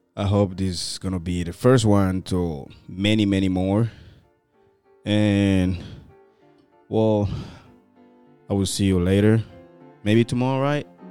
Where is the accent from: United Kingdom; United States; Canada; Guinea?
Guinea; moved away; also born or lived in Morocco; I was from Guinea, and then I have people from Cameroon, Cote d'Ivoire, all together in the same building